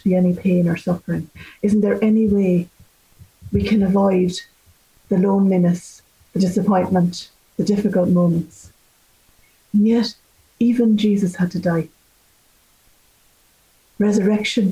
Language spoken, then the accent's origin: English; Ireland; as Irish people